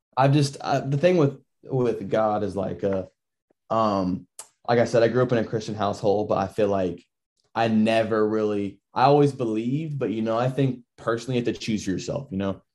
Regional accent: Florida, United States; I was born over in Florida

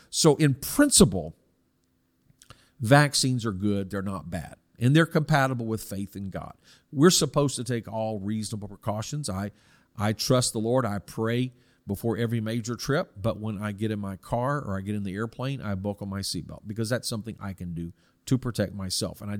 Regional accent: South Korea; Now, I personally see this because I was I grew up in Korea from 1965, and so I would have been susceptible.

